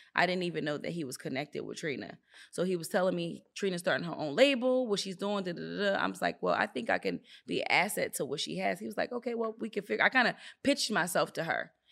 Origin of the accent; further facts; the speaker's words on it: Philadelphia, Pennsylvania, United States; moved away as an adult; also born or lived in Virginia; I'm in Virginia, I'm from the Philadelphia area